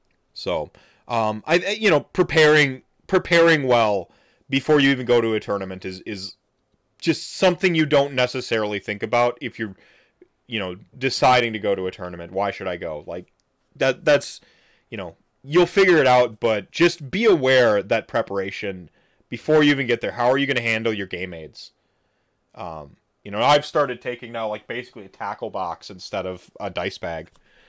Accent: Wisconsin, United States; I'm from Wisconsin, so I take for granted how good I am at handling my liquor and doing things when I'm drunk.

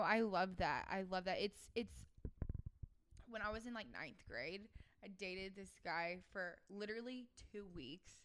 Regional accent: the South, United States; someone growing up in the South

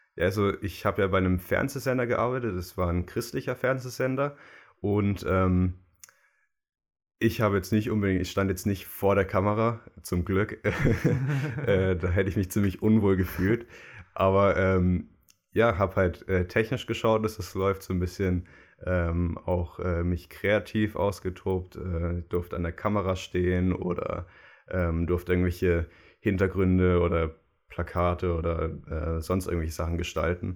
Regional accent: Germany; als Deutscher

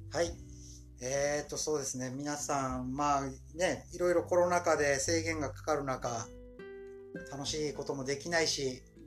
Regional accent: Kyushu, Japan; 地元九州開催なんで

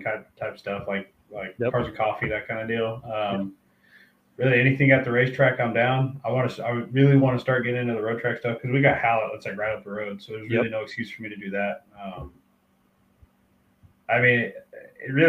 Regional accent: Colorado, United States; I'm from Colorado

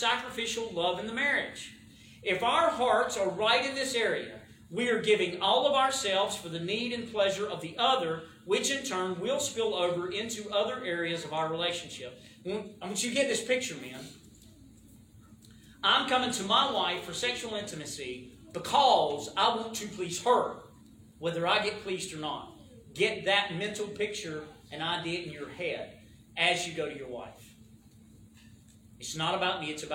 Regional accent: the South, United States; accent: southern; My southern accent

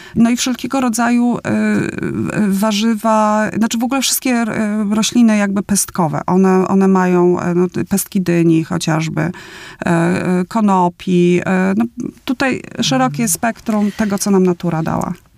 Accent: Opole, Opole Voivodeship, Poland; pochodzę z Opola, śląsko-polski

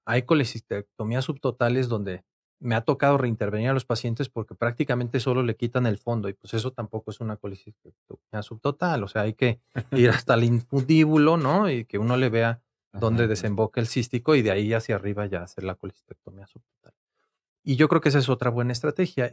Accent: Querétaro, Mexico; moved away as an adult; now in Mexico City, Mexico; soy originario de la ciudad de Querétaro em, y allá estudié medicina. Después me vine aquí a la Ciudad de México

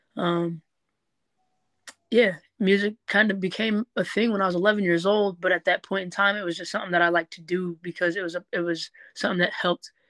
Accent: Norwalk, Ohio, United States; also born or lived in Bellevue, Ohio / Southfield, Michigan / Detroit, Michigan; now in Cleveland, United States; half my life I was raised in Norwalk, the other half I was raised in Michigan. You know, I lived in Southfield and Detroit.

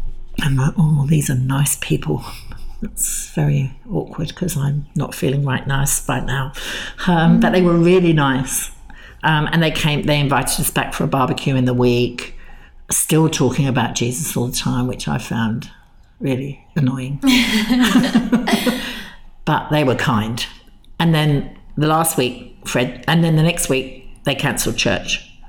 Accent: England, United Kingdom; "Look, we're English. We talk about the weather.

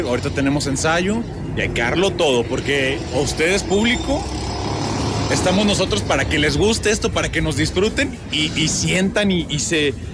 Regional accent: Tantoyuca, Veracruz, Mexico; now in Mexico City, Mexico; Soy de Tantoyuca, Veracruz, paisanito de Toñito también

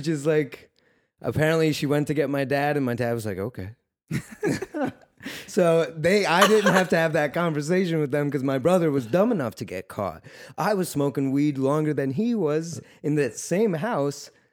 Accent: New York, United States; moved away as an adult; also born or lived in Russia; now in California, United States; I'm originally from Russia, but I grew up in New York, and uh, I got out to California almost two years ago

